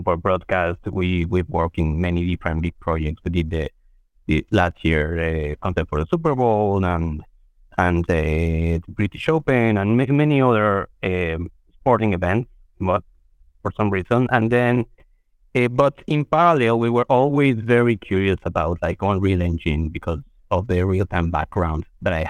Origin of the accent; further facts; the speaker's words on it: Mexico City, Mexico; moved away as an adult; now in New York, United States; I'm born and raised in Mexico City. I've been living in New York for about 15 years or so